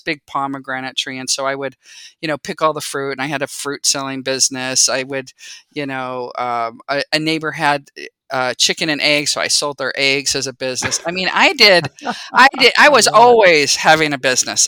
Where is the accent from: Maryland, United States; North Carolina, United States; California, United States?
California, United States; San Jose; moved away as an adult; also born or lived in Utah; I grew up in the Bay Area in San Jose. I feel like I was one of the few people that actually was born and raised in, you know, Silicon Valley